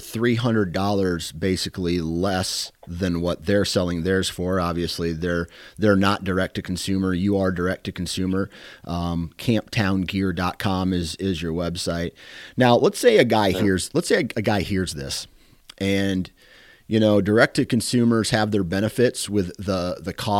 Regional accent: Iowa, United States; I'm from Iowa here

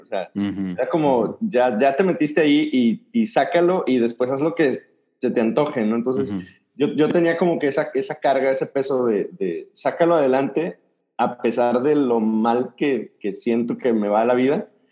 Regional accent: Dolores Hidalgo, Guanajuato, Mexico; born or raised there; moved away as an adult; also born or lived in Nuevo Laredo, Tamaulipas / Querétaro; now in Monterrey, Mexico

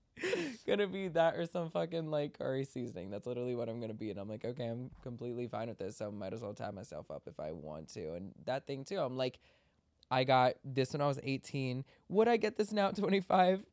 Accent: Maryland, United States; we grew up in Maryland together

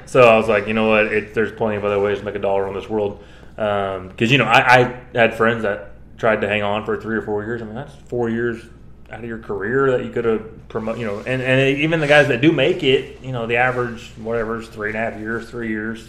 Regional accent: Kansas City, United States; growing up in Kansas City

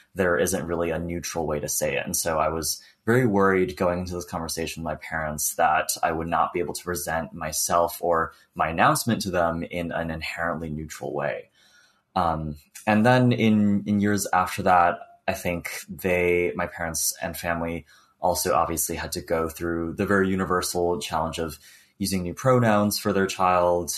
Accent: New York, United States; also born or lived in Beijing, China; now in West Coast, United States; on the East Coast, I'm from New York, everyone is either first generation or just immigrated over. Like I was born in Beijing as well. I immigrated over when I was five

